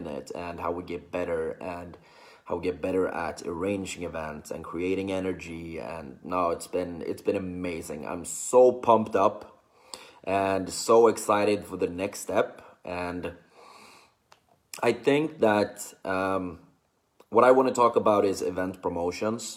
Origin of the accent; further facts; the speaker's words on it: Sweden; I'm from Sweden